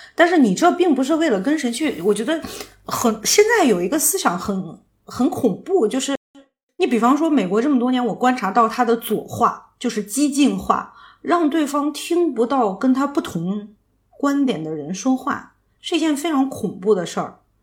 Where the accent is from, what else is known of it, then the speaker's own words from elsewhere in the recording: China; moved away as an adult; also born or lived in United States; 我怎么做好一个中国人